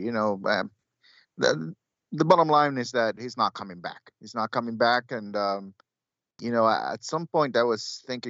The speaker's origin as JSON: {"language": "English", "country": "Honduras", "tie": "born or raised there", "said": "Growing up in Honduras, that's what we always order."}